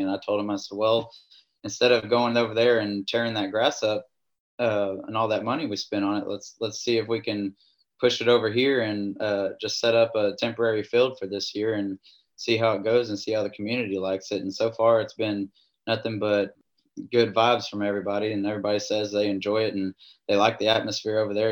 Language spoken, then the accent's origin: English; Glen Rose, Texas, United States; also born or lived in Kerrville, Texas / College Station, Texas / Brownwood area, Texas; now in Campbell, United States; I'm originally from Glen Rose, Texas. That's where I graduated high school